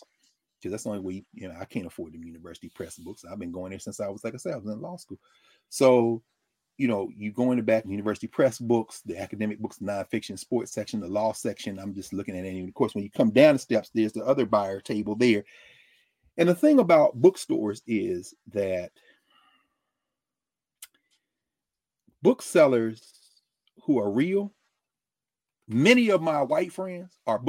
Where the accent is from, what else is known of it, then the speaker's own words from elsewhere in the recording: Nashville, Tennessee, United States; moved away; also born or lived in Columbus / Philadelphia; I was born in Nashville, but I didn't live most of my life outside the South, between Columbus, which is cool, and Philly for 17 years